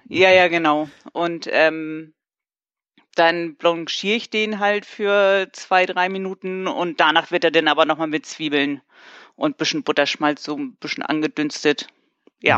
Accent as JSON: {"language": "German", "region": "Hamburg", "country": "Germany", "said": "ich komme aus Hamburg"}